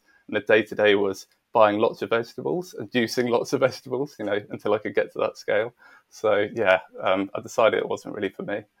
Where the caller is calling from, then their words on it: Bedford, East of England, United Kingdom; Yeah, I'm joining you from Bedford, England, so about an hour north of London.